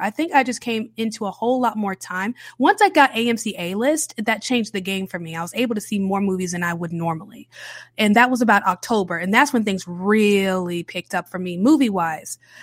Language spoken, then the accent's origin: English; the South, United States; I'm a Southern baby, okay? Born and raised in the South, cornbred Southern